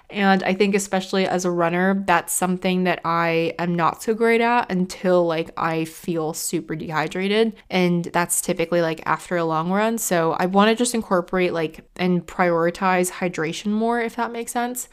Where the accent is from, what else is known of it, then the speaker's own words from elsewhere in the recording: United States; now in United Kingdom; being an American coming from the States